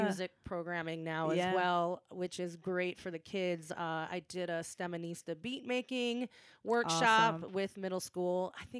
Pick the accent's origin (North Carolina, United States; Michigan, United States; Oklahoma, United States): Michigan, United States; outside of Ann Arbor; I went to school at the University of Michigan here in Ann Arbor. I grew up outside of Ann Arbor